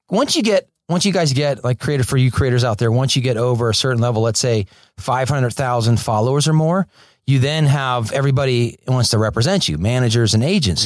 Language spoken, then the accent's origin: English; Fort Lauderdale, Florida, United States; moved away as an adult; also born or lived in Orlando, Florida; now in Los Angeles, United States; I grew up in Fort Lauderdale, Florida, and went to film school in Orlando